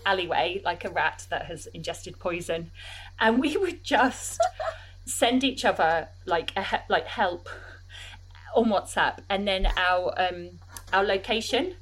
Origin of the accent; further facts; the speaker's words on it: Croydon, London, United Kingdom; now in southeast London, United Kingdom; I I am from Croydon, like you say, from Purley in Croydon.